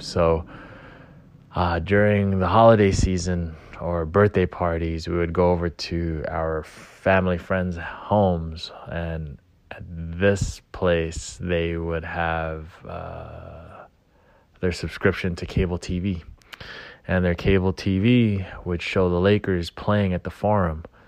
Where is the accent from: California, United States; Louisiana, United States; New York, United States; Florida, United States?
California, United States; Gardena; growing up in Gardena, uh, at that time, my family didn't have a lot of money